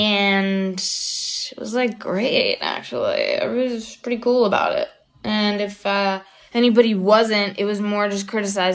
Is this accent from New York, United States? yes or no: no; North Carolina, United States; I grew up in North Carolina